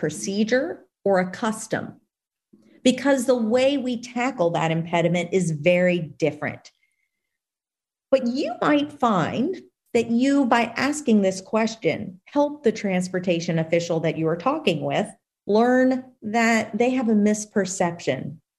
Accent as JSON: {"language": "English", "region": "Louisiana", "country": "United States", "tie": "born or raised there", "said": "my home state of Louisiana"}